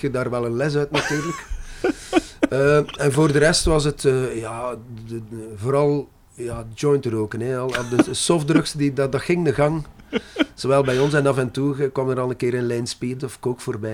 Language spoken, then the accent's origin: Dutch; Brussels, Brussels-Capital Region, Belgium; first language French; Dutch is a second language; moved away; also born or lived in Zeebrugge / Ghent; Dat was in Brussel meestal, want wij, we zijn Brusselaars